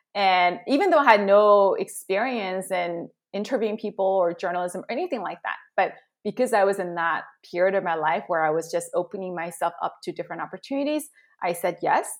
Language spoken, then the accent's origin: English; Southern California, United States; also born or lived in South Korea; came back to Southern California in seventh grade